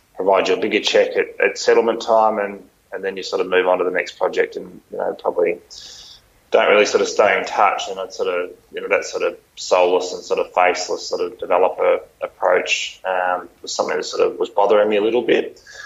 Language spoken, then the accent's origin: English; Phillip Island, Victoria, Australia; also born or lived in Melbourne; growing up on Phillip Island and going to high school down there